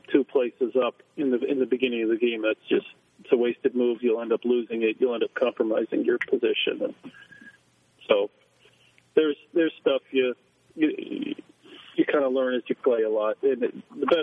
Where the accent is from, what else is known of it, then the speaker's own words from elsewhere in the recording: Stow, Ohio, United States; moved away as an adult; also born or lived in China; Grew up in Stowe, Ohio